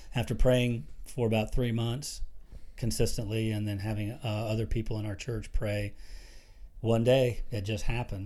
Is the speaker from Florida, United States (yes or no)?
yes; Florida, United States; moved away as an adult; we grew up down in Florida.